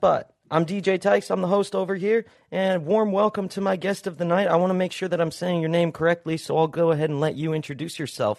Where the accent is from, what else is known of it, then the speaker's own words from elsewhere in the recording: Utah, United States; I'm from Utah, so I know about that, snow life, bro.